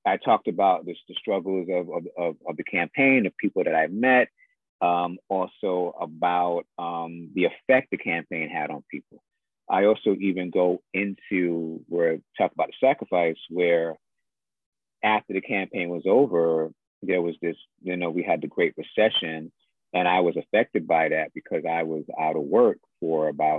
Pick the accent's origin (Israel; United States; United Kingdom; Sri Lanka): United States; New York City, New York; I am from Jamaica, Queens